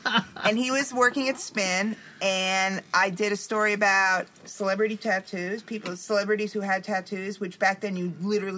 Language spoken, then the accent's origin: English; New York, United States; I'm from New York.